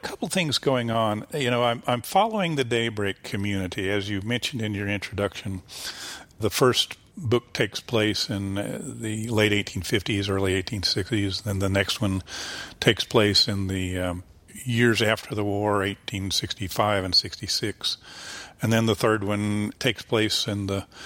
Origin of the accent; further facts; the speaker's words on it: the Ozarks, Missouri, United States; moved away as an adult; now in Columbia, United States; as an Ozarker, as a native Ozarker